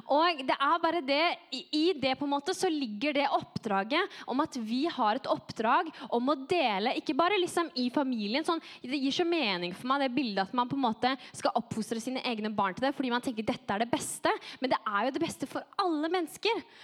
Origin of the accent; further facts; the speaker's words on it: Norway; also born or lived in France; Jeg er nordmann